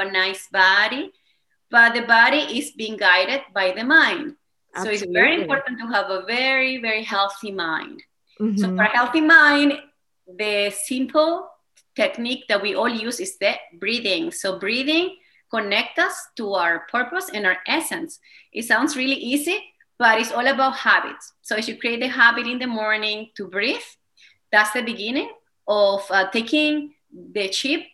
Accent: Venezuela; accent: Spanish; first language Spanish; English is a second language; moved away as an adult; now in Canada; I have a Spanish accent. I speak Spanish as my first language. So I was born in Venezuela

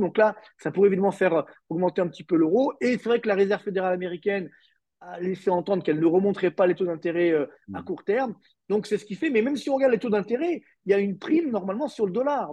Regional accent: France; chez nous en France

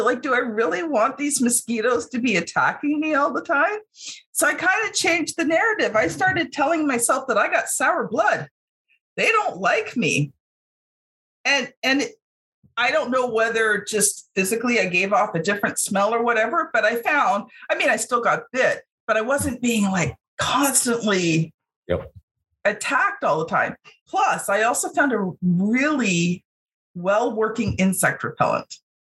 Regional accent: Toronto, Ontario, Canada; growing up in Canada, like I'm kind of surprised because, you know, I never really saw that, you know, where I lived in Toronto

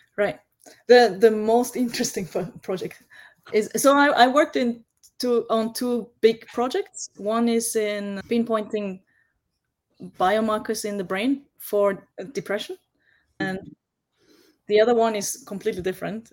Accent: Vienna, Austria; now in Japan; I grew up in Vienna and I went to local school.

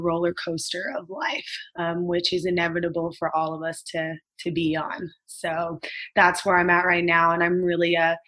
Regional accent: Los Angeles, California, United States; I was living in Reseda, California. I grew up here. I was born and raised in California.

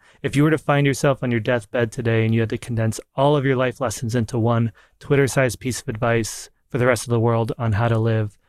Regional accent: New York, United States; I'm a New Yorker

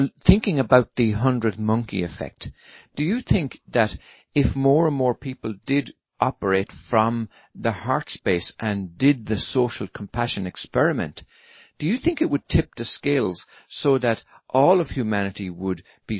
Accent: Ireland; now in United States; coming from across the little pond in Ireland, that it's quite normal for everybody on the street, total strangers, to say hello to each other. It's just the way we're brought up

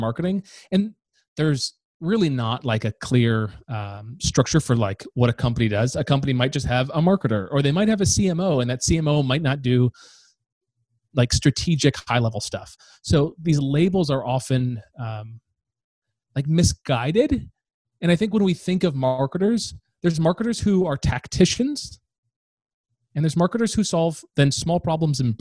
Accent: Northern Michigan, United States; moved away; I'm from Northern Michigan

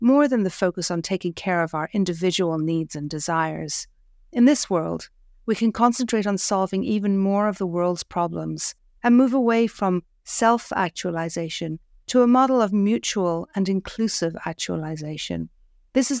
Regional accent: Ireland; moved away; Growing up in Ireland, we didn't pay for the water

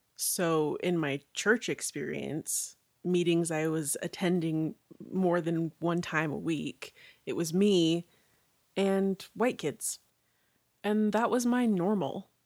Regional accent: Orem, Utah, United States; I was born and raised in Orem, Utah

